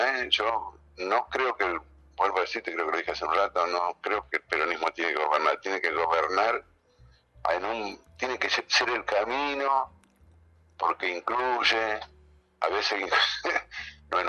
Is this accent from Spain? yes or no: no; Argentina; tenemos que aceptar que somos argentinos también.